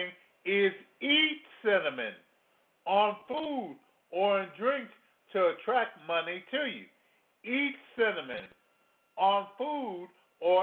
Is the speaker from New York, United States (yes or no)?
no; Louisiana, United States; I come from Louisiana